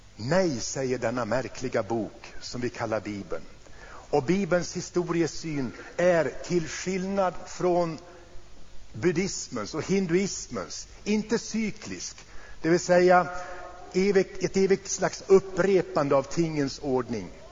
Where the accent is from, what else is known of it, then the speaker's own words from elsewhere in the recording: Sweden; vi här hemma i Sverige